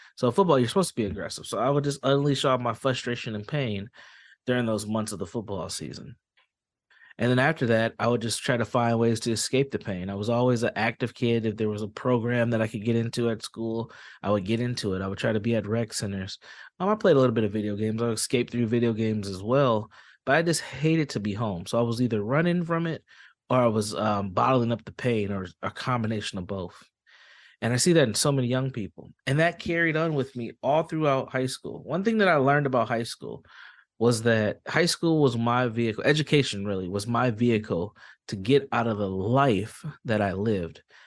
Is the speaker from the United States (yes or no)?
yes; Saint Paul, Minnesota, United States; I'm from Saint Paul, Minnesota, born and raised